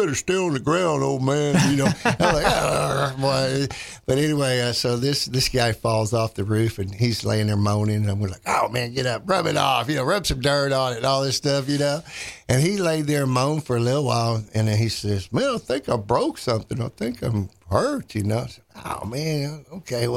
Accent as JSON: {"language": "English", "town": "Dallas", "region": "Texas", "country": "United States", "moved": "yes", "said": "I'm from Dallas originally, you know, so I go back to Dallas"}